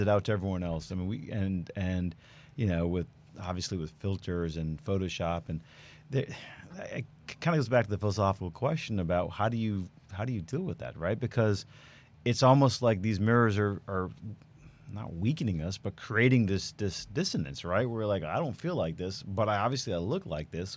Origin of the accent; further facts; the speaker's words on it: New York, United States; moved away as an adult; now in Houston, United States; I'm from New York, born and raised. We moved here about 11 years ago now